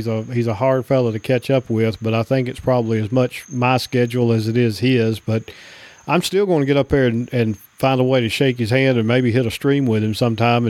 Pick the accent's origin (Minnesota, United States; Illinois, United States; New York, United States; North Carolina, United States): North Carolina, United States; I grew up in North Carolina, and we had to drive all the way to the western part of the state